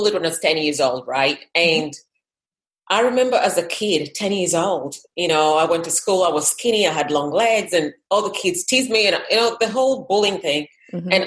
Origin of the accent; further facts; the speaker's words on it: Kenya; moved away; I was from Kenya originally.